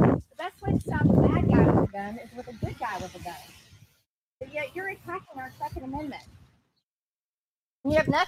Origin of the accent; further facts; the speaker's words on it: United States; I'm an American citizen